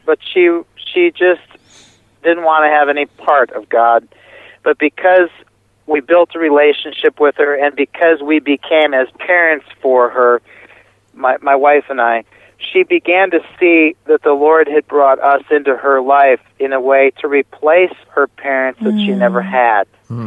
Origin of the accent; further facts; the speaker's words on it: United States; moved away as an adult; also born or lived in Milwaukee, Wisconsin; now in Romania; being an American